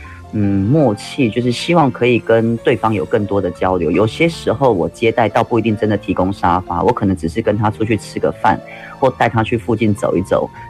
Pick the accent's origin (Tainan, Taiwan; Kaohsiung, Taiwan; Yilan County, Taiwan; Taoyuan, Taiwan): Yilan County, Taiwan; 我们宜兰当地有推一种乡镇的这种公车，它一个小时才一班。